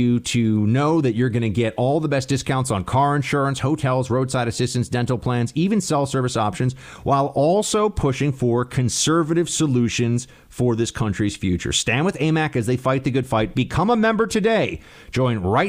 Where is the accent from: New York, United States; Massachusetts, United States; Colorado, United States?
New York, United States; New York City; some commie from Manhattan